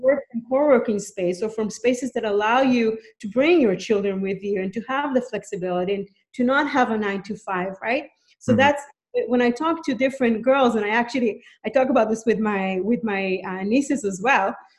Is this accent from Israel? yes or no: yes; Israel; moved away as an adult; now in Canada; I'm from Canada. I mean, I'm originally from Israel, but I've been a Canadian since birth, and I've been living in Canada for the past 11 years